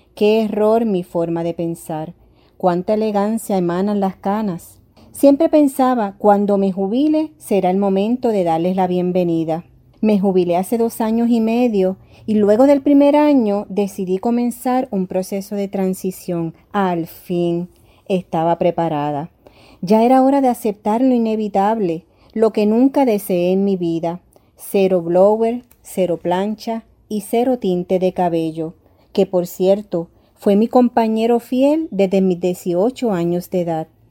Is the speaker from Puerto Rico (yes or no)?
yes; Puerto Rico; soy orgullosamente de Puerto Rico